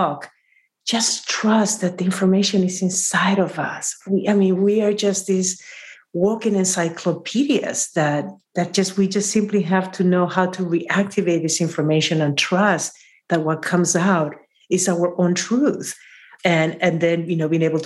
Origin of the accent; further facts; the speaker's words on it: Peru; from Peru